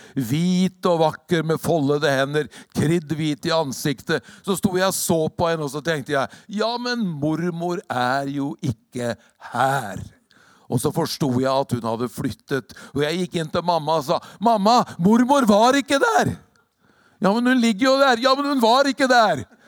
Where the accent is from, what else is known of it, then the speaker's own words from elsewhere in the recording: Hokksund, Buskerud, Norway; also born or lived in Drammen; det er ikke så lett i Hokksund heller, i hjembygda mi